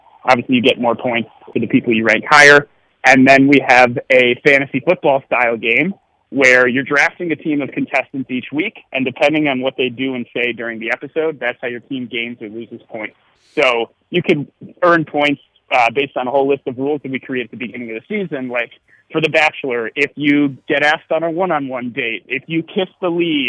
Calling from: Chicago, Illinois, United States; We're all Chicago-based. Most of us actually work remotely right now. So I'm calling from Puerto Escondido in Mexico.

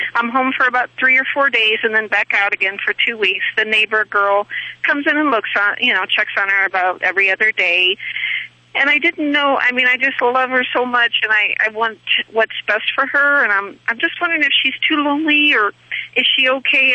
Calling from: Missouri, United States; I'm calling from Nevada, but my home is in Missouri

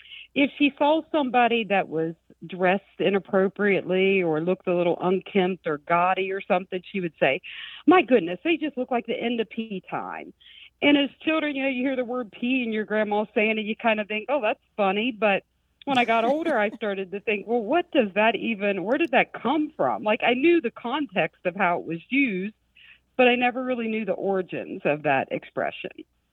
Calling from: Cincinnati, Ohio, United States; I'm calling from Cincinnati, Ohio.

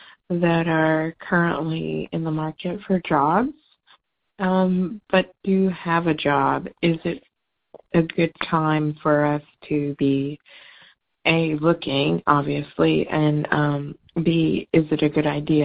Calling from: South Carolina, United States; I'm calling from South Carolina.

